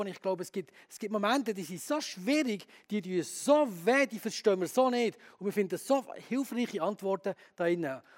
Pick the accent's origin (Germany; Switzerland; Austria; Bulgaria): Switzerland; Bern; moved away as an adult; also born or lived in Graubünden; now in Chur, Switzerland; Ich bin in Bern aufgewachsen